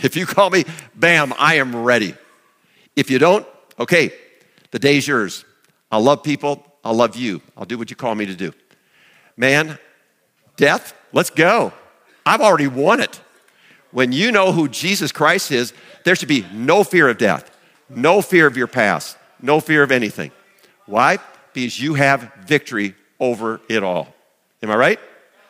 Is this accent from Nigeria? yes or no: no; Chancellor, South Dakota, United States; when I was growing up in Chancellor